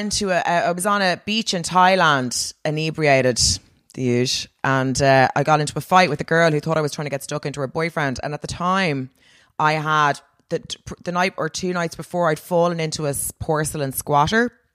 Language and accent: English; Dalkey, Leinster, Ireland; I'm from Dorky